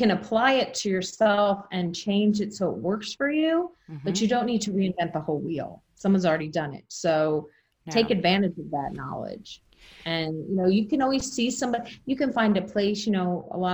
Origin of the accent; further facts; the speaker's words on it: Jersey Shore, New Jersey, United States; moved away; I was born on the Jersey Shore